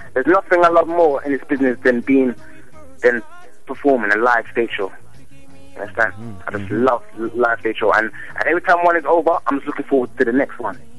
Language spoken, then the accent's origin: English; London, United Kingdom; also born or lived in Jamaica; I was born in London